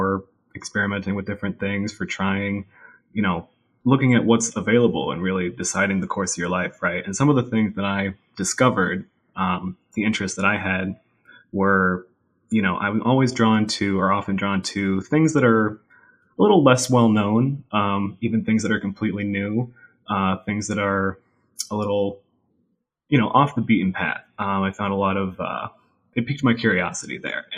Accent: Watertown, New York, United States; So I am from a small town in North Country, New York, Watertown, New York, right up against the border with Canada.

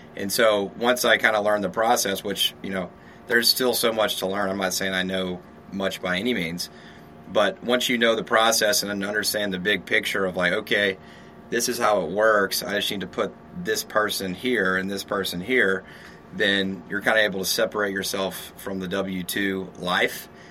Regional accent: Shreveport, Louisiana, United States; moved away as an adult; also born or lived in San Diego, California; now in Austin, United States; I'm from Louisiana, Shreveport, Louisiana

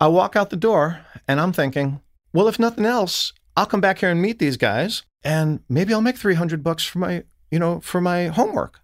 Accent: New York, United States; I'm an Italian from New York

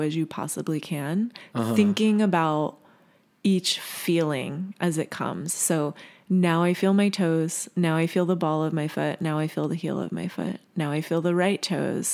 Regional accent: Virginia, United States; I grew up in Virginia

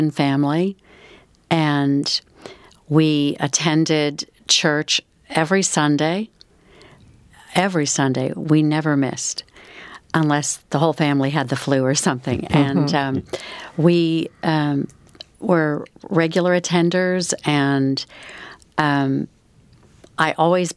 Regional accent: California, United States; now in Dallas, United States; my hometown in California

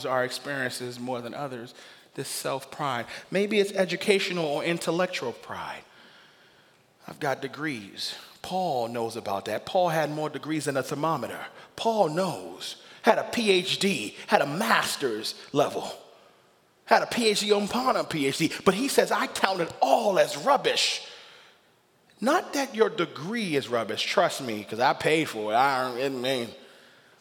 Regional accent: Nigeria; I'm a Nigerian. I can boast of the fact that I got kings and chiefs in my system

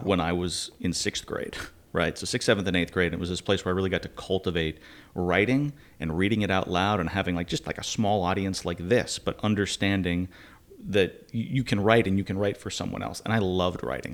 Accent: Wayland, Massachusetts, United States; moved away; about twenty miles west of Boston, Wayland, Massachusetts.

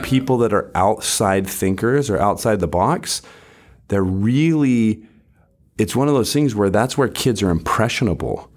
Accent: Salt Lake City, Utah, United States; moved away as an adult; also born or lived in California; now in Orange County, United States; I grew up in Salt Lake City, Utah.

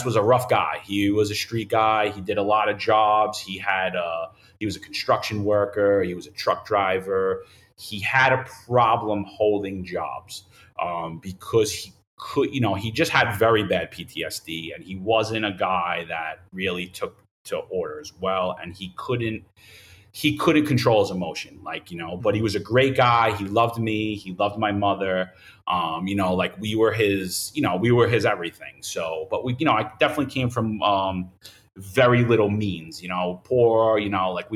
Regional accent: New York City, New York, United States; moved away as an adult; now in Florida, United States; I grew up in Bensonhurst, Brooklyn

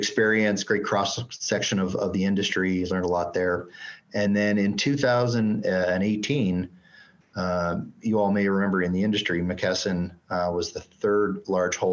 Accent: Canada; moved away as an adult; also born or lived in Calgary, Alberta / Edmonton, Alberta / Dayton, Ohio; I'm French Canadian

